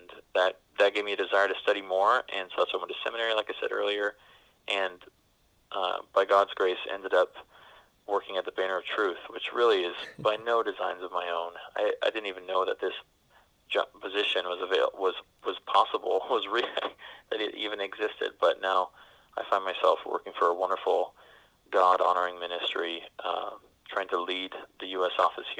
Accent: Cambridge, Ontario, Canada; accent: Canadian; I'm born and raised in Cambridge, Ontario, Canada. So I used to have a Canadian accent.

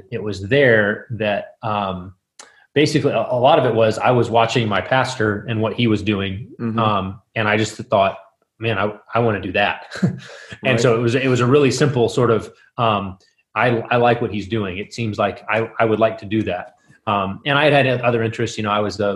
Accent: West Texas, United States; moved away as an adult; also born or lived in Midland, Texas / Moscow, Idaho; now in Minneapolis, United States; I grew up in West Texas

